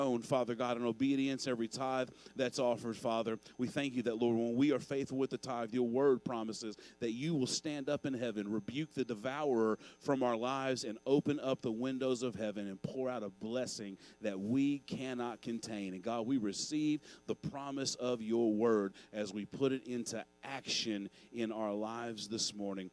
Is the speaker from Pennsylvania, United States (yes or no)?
no; Owensboro, Kentucky, United States; When I was a kid growing up in Owensboro, Kentucky